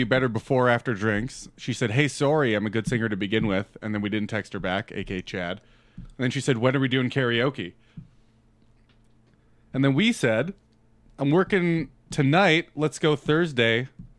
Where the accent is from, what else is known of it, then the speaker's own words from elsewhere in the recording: Brandon, Manitoba, Canada; And I'm from Brandon.